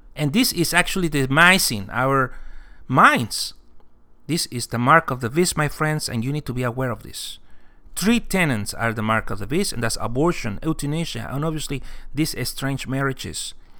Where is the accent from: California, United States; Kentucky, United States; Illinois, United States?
California, United States; I'm Californian